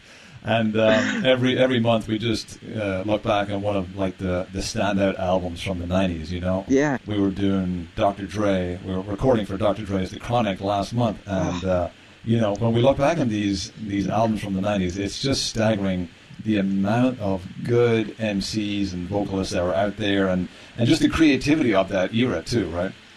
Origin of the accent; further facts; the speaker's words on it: Ireland; as a kid growing up in Ireland